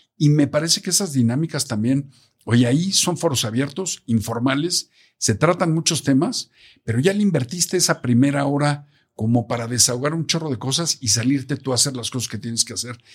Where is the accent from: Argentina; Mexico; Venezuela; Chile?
Mexico; como mexicanos